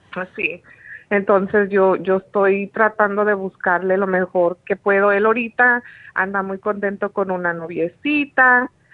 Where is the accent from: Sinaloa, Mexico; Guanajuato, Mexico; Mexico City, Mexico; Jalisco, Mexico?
Sinaloa, Mexico; yo soy de Sinaloa, México